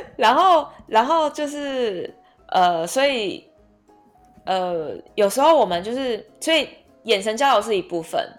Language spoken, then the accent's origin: Chinese; Taipei, Taiwan; 我从小到大在内湖长大嘛